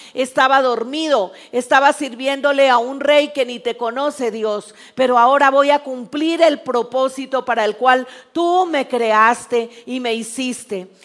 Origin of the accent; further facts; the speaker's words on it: Mexico; Algo que tenemos que aprender como país mexicano